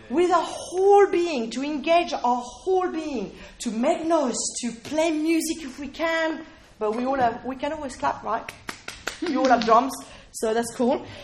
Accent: United Kingdom; I was saying, well, no, we're British, right? We, we're British, we've got really, really, you know.

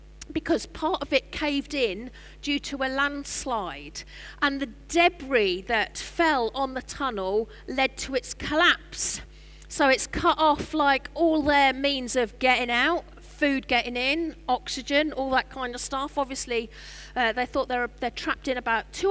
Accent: Norwich, East of England, United Kingdom; I'm from Norwich.

